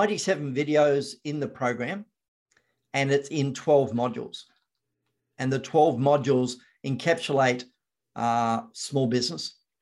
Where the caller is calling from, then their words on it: Victoria, Australia; Victoria, Australia.